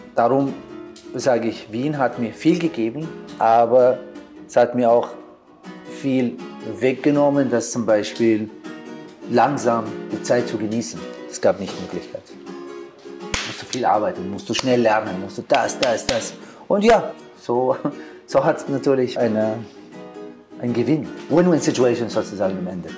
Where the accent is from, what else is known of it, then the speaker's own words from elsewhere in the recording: Baghdad, Baghdad Governorate, Iraq; German is a second language; moved away as an adult; now in Vienna, Austria; Ich bin in Bagdad geboren 1972. Und 1989 habe ich geschafft die Aufnahmeprüfung auf Kunstcollege in Bagdad